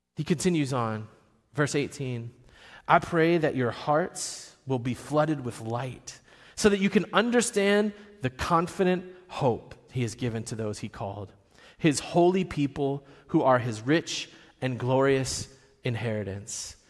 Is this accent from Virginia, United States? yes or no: yes; Virginia, United States; I'm from Virginia.